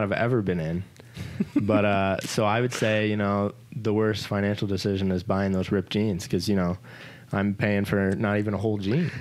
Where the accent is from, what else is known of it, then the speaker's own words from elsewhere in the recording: Pontiac, Illinois, United States; I was born and raised in Pontiac, Illinois